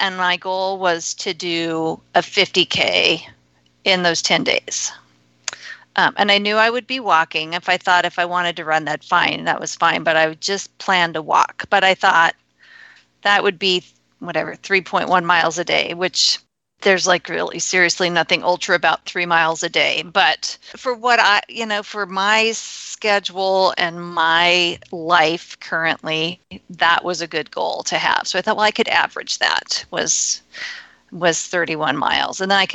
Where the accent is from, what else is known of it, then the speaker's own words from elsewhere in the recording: Colorado, United States; moved away as an adult; I grew up in Colorado, lived in Colorado forever